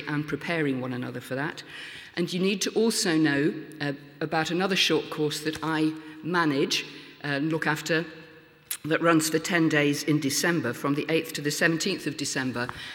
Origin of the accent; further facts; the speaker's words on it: Lincoln, East Midlands, United Kingdom; in my hometown of Lincoln now